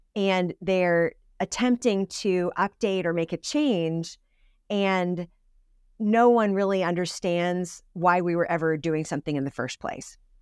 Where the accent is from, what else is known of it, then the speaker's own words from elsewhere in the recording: Suffield, Connecticut, United States; I grew up in Suffield, Connecticut